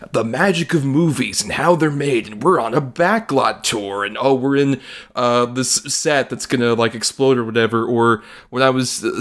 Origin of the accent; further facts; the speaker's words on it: Florida, United States; I grew up in Florida